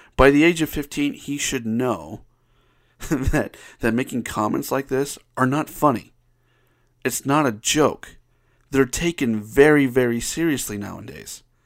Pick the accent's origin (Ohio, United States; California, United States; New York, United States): Ohio, United States; now in Utah, United States; I, I grew up in Ohio